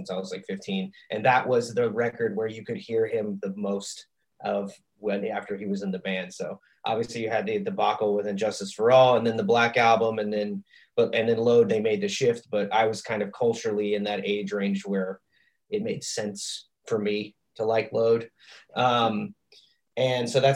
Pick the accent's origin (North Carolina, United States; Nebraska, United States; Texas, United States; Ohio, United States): Ohio, United States; Fayetteville; moved away as an adult; now in Kansas City, United States; I grew up primarily in Ohio. A little town of south of Cincinnati called Fayetteville, Ohio.